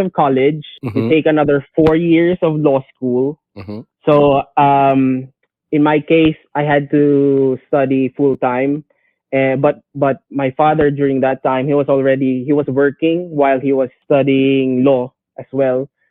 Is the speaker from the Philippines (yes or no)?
yes; Tacloban, Eastern Visayas, Philippines; a rapper from Tacloban City